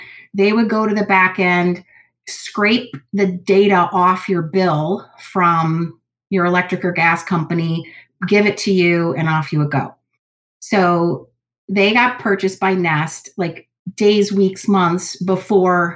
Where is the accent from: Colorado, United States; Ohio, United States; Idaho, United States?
Ohio, United States; Cleveland; growing up in Cleveland or being in this area